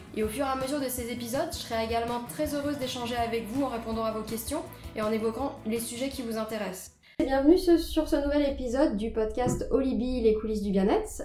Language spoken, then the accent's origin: French; Nantes, Pays de la Loire, France; moved away as an adult; now in Paris, France; je suis originaire de Nantes